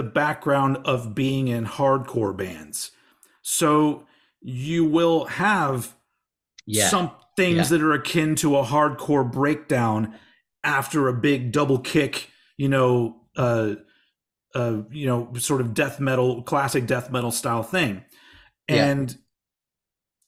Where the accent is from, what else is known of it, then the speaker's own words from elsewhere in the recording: Texas, United States; I'm embarrassed about coming from Texas